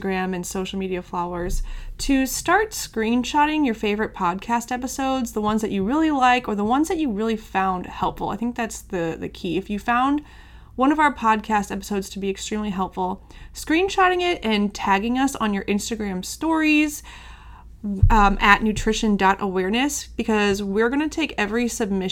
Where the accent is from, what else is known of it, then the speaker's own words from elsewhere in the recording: St. Louis, Missouri, United States; I'm from St. Louis